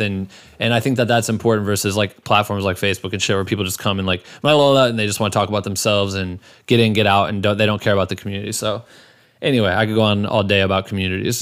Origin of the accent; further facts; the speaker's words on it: Iowa, United States; now in Los Angeles, United States; I'm from Iowa originally